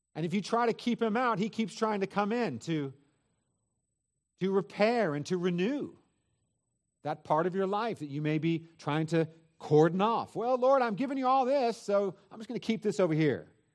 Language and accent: English; Northern California, United States; I grew up in Northern California, forty-five minutes from San Francisco